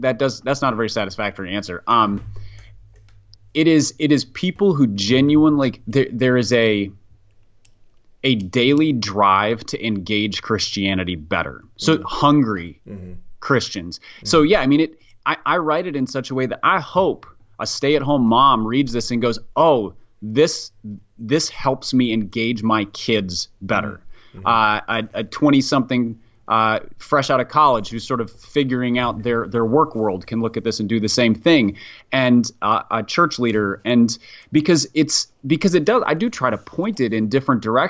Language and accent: English; Minneapolis, Minnesota, United States; I grew up in Minneapolis